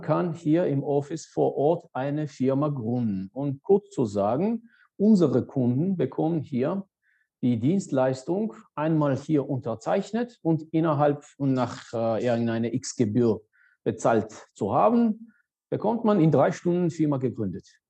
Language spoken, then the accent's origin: German; Georgia; German is a second language; moved away as an adult; also born or lived in Saarbrücken, Germany / Münster, Germany; gebürtige Georgier